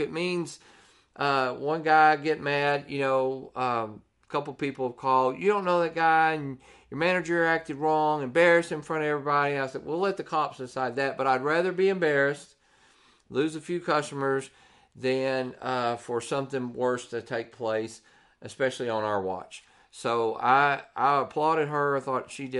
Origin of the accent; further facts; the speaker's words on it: Texas, United States; we're from Texas